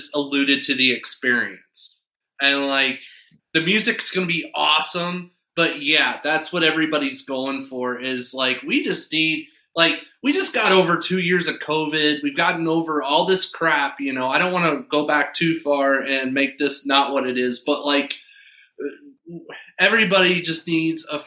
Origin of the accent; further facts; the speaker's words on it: Midwest, United States; being Midwestern